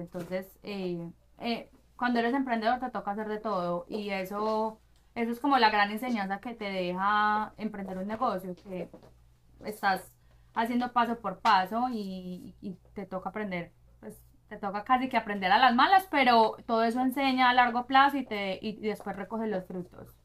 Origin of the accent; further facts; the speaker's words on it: Medellín, Antioquia, Colombia; moved away as an adult; also born or lived in London / Brazil; now in Miami, United States; nací crecí en Medellín estudié negocios internacionales en EAFIT